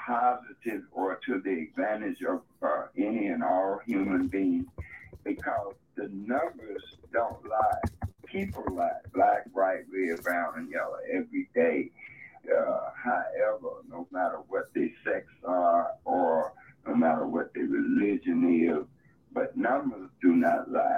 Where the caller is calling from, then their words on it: Chicago, Illinois, United States; Chicago, Illinois.